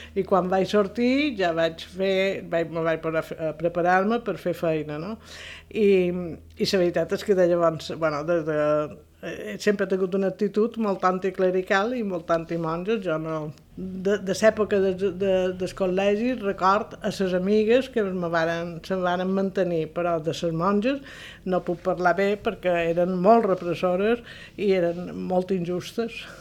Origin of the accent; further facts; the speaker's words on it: Palma, Balearic Islands, Spain; Vaig néixer a Palma dia 20 de febrer de 1951, en el barri de Santa Creu